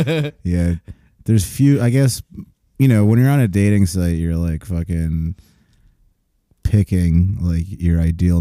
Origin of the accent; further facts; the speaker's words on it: Long Island, New York, United States; I'm from Long Island.